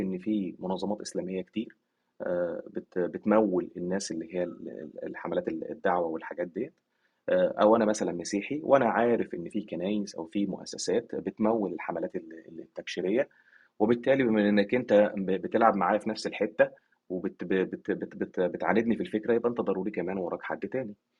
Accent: Egypt; عندنا في مصر

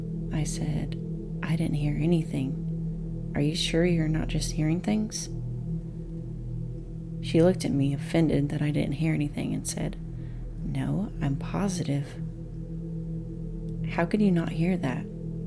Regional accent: Oregon, United States; also born or lived in Las Vegas; Me growing up in Oregon, that's where I want to move.

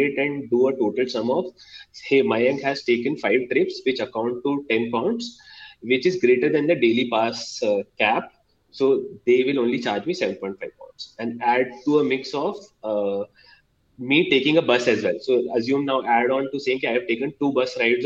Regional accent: India; as an Indian

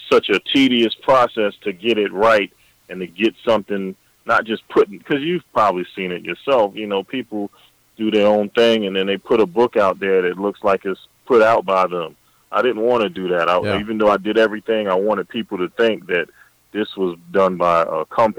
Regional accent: Augusta, Georgia, United States; I have a similar situation in Augusta. I'm from Augusta, Georgia. James Brown and the Masters golf tournament.

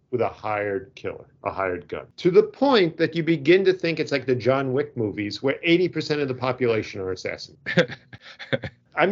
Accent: Long Island, New York, United States; I'm from Long Island and we just turned the last vowels into ER

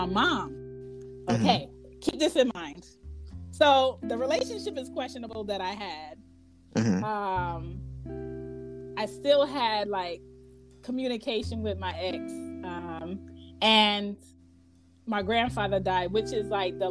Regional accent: Philadelphia, Pennsylvania, United States; moved away; also born or lived in New York; I'm an East Coast girl. I'm from Philly.

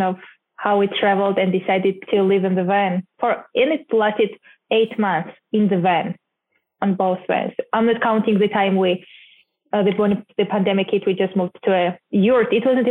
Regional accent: Georgia; moved away as an adult; also born or lived in Minneapolis, United States / Kansas City, United States / Hawaii, United States; I'm from Georgia, country, not the state

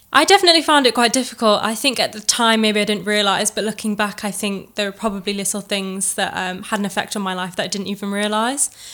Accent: Chesterfield, East Midlands, United Kingdom; I was born and bred in Chesterfield

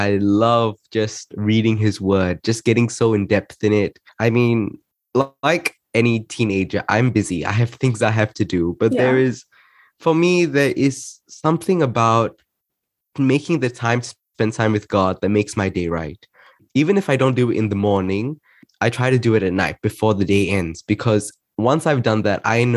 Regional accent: Malaysia; now in Melbourne, Australia; I am a 16-year-old in high school here in Melbourne, Australia. I'm originally from Malaysia

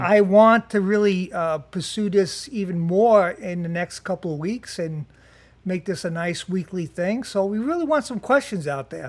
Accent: Jersey City, New Jersey, United States; I'm from Jersey City.

